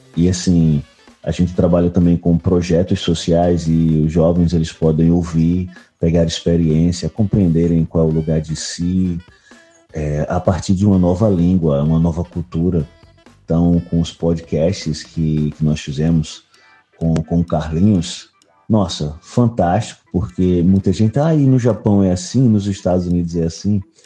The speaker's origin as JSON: {"language": "Portuguese", "town": "Recife", "region": "Pernambuco", "country": "Brazil", "said": "sou de Recife, Pernambuco, Brasil"}